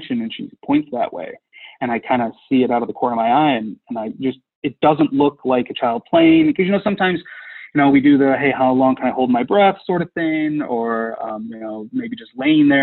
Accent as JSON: {"language": "English", "region": "Midwest", "country": "United States", "said": "We're from the Midwest"}